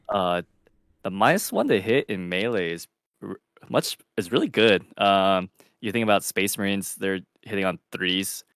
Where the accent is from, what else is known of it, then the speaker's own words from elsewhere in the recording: Southern California, United States; I am also Southern. I'm from Southern California.